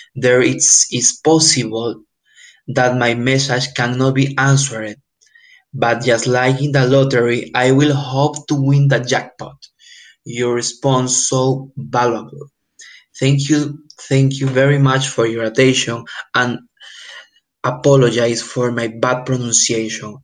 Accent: Cajamarca, Peru; I'm from Tuperu, specifically, uh, from the province of Cajamarca

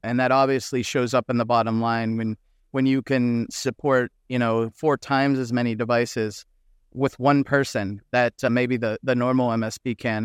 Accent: United States; as an American

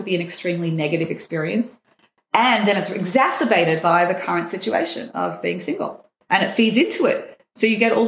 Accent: Sydney, New South Wales, Australia; now in Israel; I grew up in Sydney

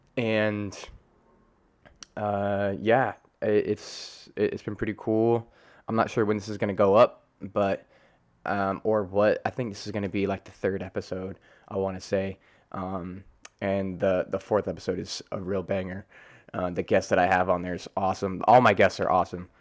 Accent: Colorado, United States; also born or lived in Hurricane, West Virginia; I grew up in Colorado my whole, almost my whole life

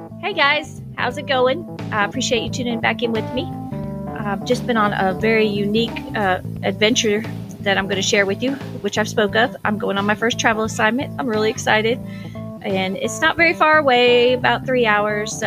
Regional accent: Orlando, Florida, United States; now in Georgia, United States; I'm from Orlando, Florida

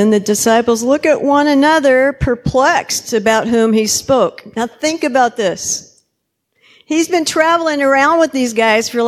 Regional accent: Kenya; I'm Kenyan, so I'll try to keep it short

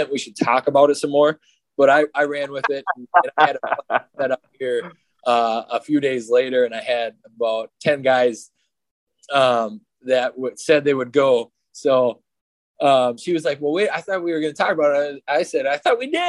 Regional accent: Northern Minnesota, United States; growing up in Northern Minnesota

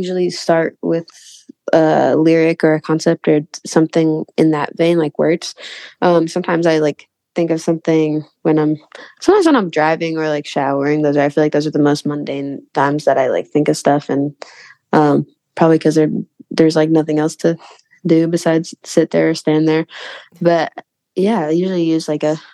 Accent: Indiana, United States; moved away as an adult; now in Nashville, United States; I'm from Indiana

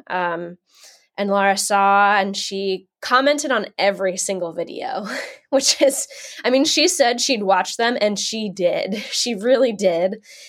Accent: New Jersey, United States; now in Pennsylvania, United States; I grew up in New Jersey. I'm currently in Pennsylvania.

